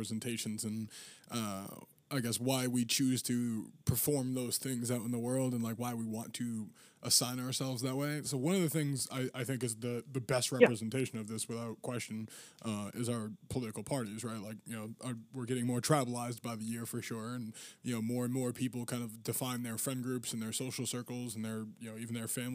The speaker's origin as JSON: {"language": "English", "region": "Massachusetts", "country": "United States", "said": "I'm from Massachusetts"}